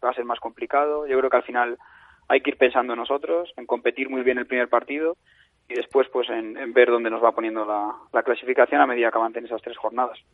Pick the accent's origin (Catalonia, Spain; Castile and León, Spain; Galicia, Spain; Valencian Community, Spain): Castile and León, Spain; soy el seleccionador de Castilla y León y soy de Castilla y León